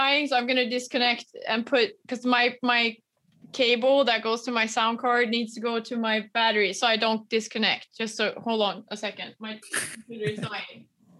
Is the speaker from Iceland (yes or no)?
no; Argentina; also born or lived in Spain; I spent a lot of time growing up in Argentina and Spain